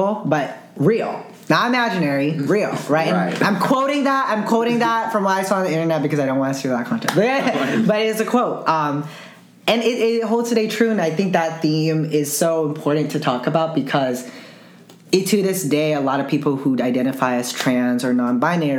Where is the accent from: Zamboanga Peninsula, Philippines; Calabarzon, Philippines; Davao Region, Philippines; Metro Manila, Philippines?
Zamboanga Peninsula, Philippines; Zamboanga City; my hometown, Zamboanga City